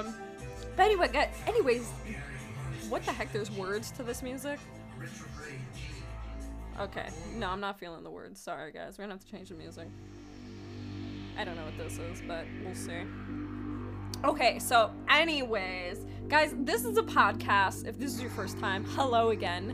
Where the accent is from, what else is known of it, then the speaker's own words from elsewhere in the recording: New York, United States; I'm from New York